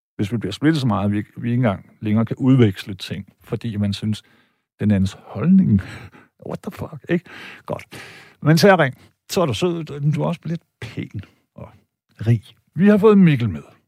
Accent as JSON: {"language": "Danish", "country": "Denmark", "tie": "born or raised there", "said": "jeg er tysk statsborger, øh, og jeg har da fame nede i Deutschland, men jeg var født og opvokset i Danmark"}